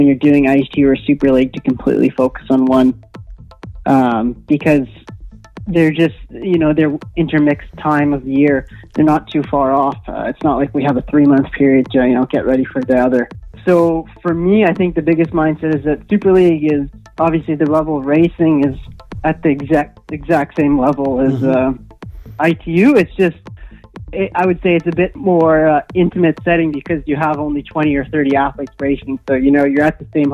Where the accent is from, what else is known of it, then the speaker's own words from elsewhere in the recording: Manitoba, Canada; I grew up in Manitoba, so I grew up living on the trainer